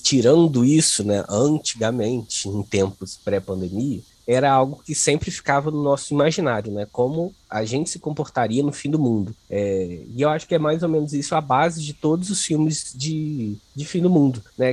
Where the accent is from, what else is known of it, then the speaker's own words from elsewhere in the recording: Volta Redonda, Rio de Janeiro, Brazil; Volta Redonda, cidade de onde eu sou.